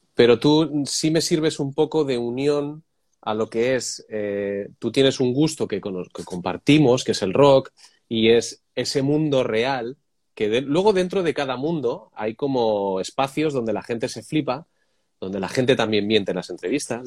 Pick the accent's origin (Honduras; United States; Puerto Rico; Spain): Spain; Madrid, Community of Madrid; now in Barcelona, Spain; Yo soy de Madrid, ahora vivo en Barcelona